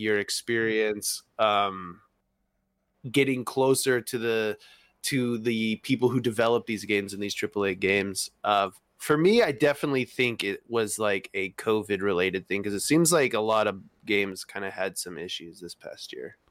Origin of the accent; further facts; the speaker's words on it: United States; accent: American; my American accent